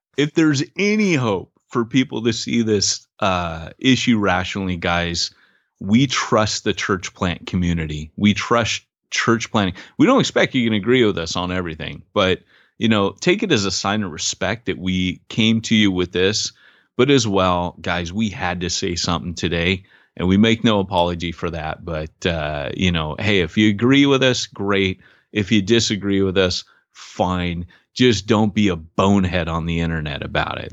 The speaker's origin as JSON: {"language": "English", "country": "United States", "also_born_or_lived": "Britain", "moved": "as an adult", "said": "I'm an American"}